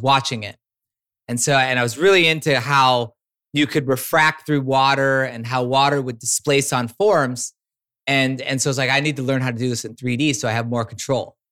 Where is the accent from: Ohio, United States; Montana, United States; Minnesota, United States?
Minnesota, United States; Minneapolis; moved away as an adult; also born or lived in San Francisco / Humboldt; I was a kid from Minneapolis, born and raised